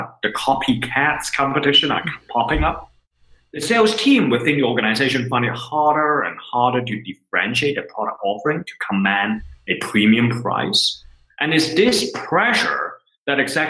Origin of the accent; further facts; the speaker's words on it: Hong Kong; moved away as an adult; now in Switzerland; I was born and raised in Hong Kong